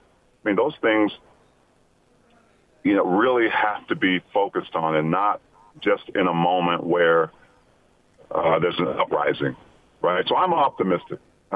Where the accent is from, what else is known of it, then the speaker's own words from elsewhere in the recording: Utah, United States; You know, I've experienced racism, you know, growing up in Utah